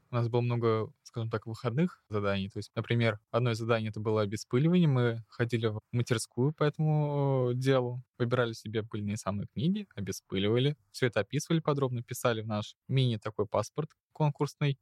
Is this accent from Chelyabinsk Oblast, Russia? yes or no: no; Moscow, Russia; мне 18 лет, я из города Москва